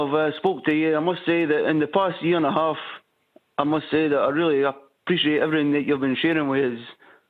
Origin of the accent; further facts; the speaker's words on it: Ayrshire, Scotland, United Kingdom; now in Harrogate, United Kingdom; I come from Ayrshire. In Scotland.